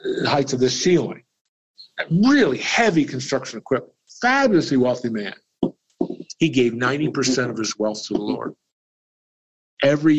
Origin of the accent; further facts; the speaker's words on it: Lancaster, Pennsylvania, United States; The library I grew up with back in Lancaster, Pennsylvania, was built by Andrew Carnegie.